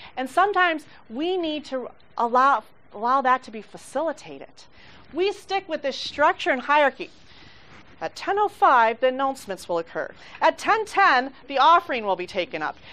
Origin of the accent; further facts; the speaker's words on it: Mexico; I grew up in Mexico